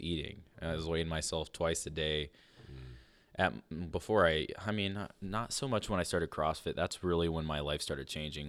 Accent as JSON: {"language": "English", "town": "Fort Fairfield", "region": "Maine", "country": "United States", "tie": "born or raised there", "also_born_or_lived": "Limestone, Maine", "said": "we grew up in Fort Fairfield and Limestone, and there was not many people around."}